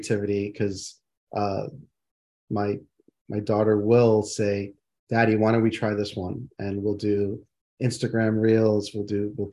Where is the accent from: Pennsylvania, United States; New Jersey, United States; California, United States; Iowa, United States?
New Jersey, United States; while I was raised in New Jersey, I identify as West Indian